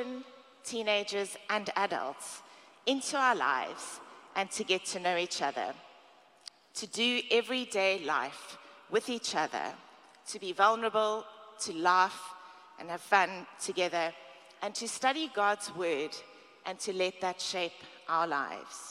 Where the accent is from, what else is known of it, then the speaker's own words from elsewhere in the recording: South Africa; now in United States; I'm from South Africa.